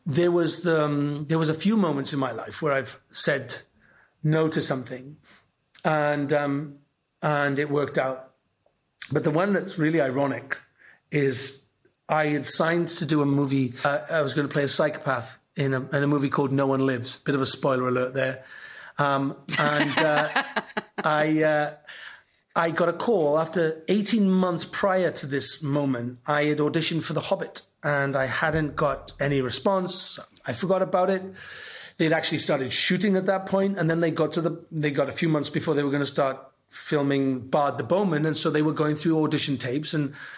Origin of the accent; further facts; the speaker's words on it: Welsh, Wales, United Kingdom; I'm Welsh